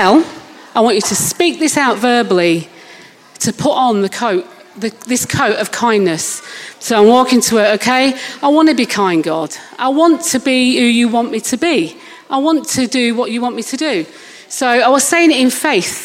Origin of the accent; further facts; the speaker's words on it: Manchester, North West England, United Kingdom; moved away as an adult; now in Littlehampton, United Kingdom; I'm obviously not from Littlehampton, from Manchester.